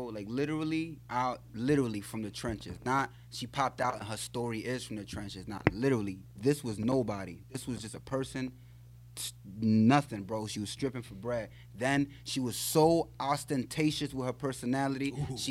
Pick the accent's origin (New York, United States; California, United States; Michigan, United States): New York, United States; New York City; I'm from the Bronx. If you know where Yankee Stadium is at, on 161st Street, I grew up out there. I went to school in Taft on 170